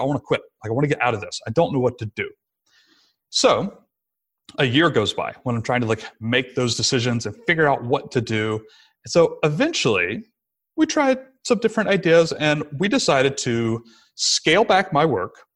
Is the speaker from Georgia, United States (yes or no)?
yes; Rome, Georgia, United States; it was in my hometown again, so we moved back to sunny Rome, Georgia